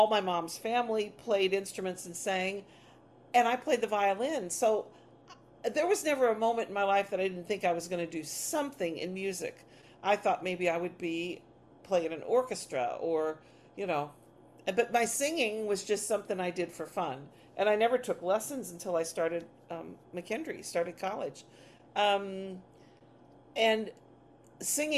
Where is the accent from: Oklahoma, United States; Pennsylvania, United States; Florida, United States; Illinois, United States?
Illinois, United States; Grand Tower; I grew up in Grand Tower, which is on the Mississippi, population 500